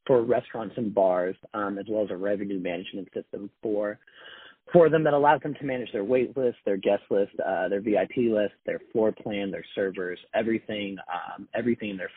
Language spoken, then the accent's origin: English; Seattle, Washington, United States; also born or lived in Los Angeles; born and raised in Seattle